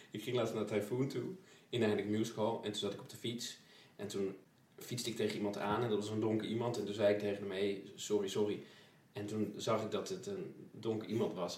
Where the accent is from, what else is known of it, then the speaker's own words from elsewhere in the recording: Twello, Gelderland, Netherlands; ik kom uit Twello